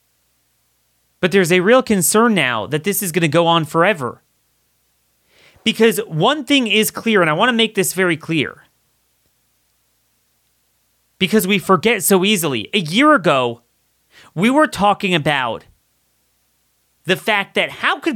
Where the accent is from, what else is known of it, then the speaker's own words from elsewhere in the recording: Maryland, United States; my home state of Maryland